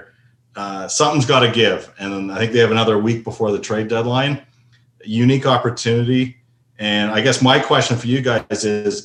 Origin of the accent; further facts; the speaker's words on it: Toronto, Ontario, Canada; also born or lived in United States; now in Seattle, United States; I grew up in Toronto